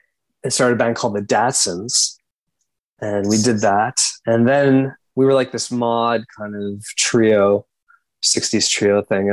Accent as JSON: {"language": "English", "town": "Montreal", "region": "Quebec", "country": "Canada", "tie": "born or raised there", "said": "My parents, I mean, I grew up, I'm of Indian heritage. So I grew up, my parents would watch Bollywood films all the time"}